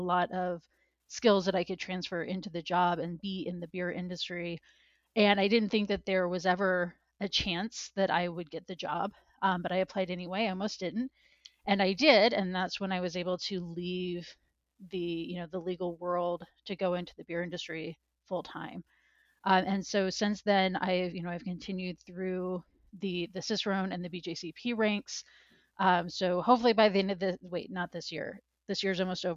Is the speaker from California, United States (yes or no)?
no; Missouri, United States; I grew up in Missouri